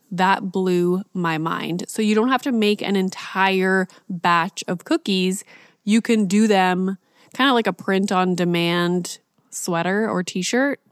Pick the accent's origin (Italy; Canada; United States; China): Canada; Northern Ontario; I grew up in Northern Ontario and I have, you know, a hint of French in my language